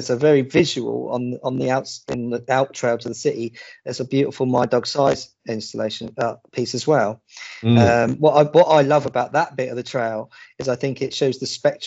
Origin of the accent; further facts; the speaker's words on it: Portsmouth, South East England, United Kingdom; I grew up in Stampshaw.